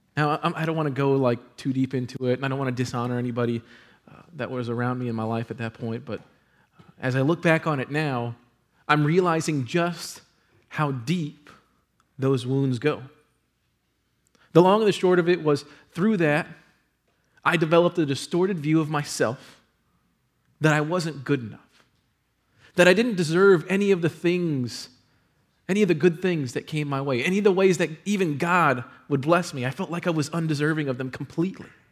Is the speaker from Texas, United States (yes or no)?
yes; San Antonio, Texas, United States; moved away as an adult; it brought me back to San Antonio to be in one of the top thirty-five markets in the country at the age of twenty-three.